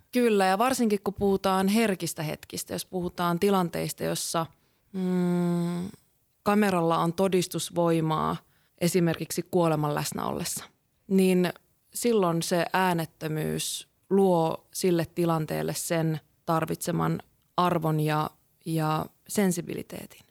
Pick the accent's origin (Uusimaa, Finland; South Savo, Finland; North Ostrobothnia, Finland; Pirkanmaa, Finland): North Ostrobothnia, Finland; Kuusamo; mä oon Kuusamosta kotosi oleva valokuvaaja